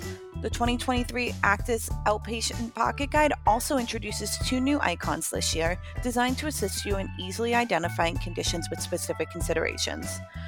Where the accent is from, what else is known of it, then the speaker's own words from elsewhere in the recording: New Hampshire, United States; I grew up in New Hampshire